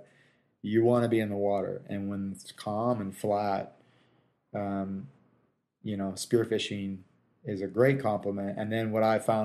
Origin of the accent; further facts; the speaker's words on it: Anaheim, California, United States; I was born in Anaheim, California, in 1978